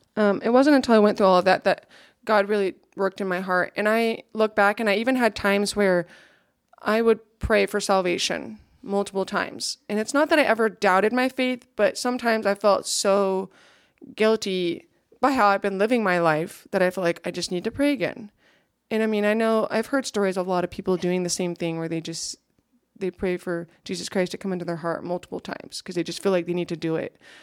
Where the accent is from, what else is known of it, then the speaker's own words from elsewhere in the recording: Ulysses, Kansas, United States; So that's where I grew up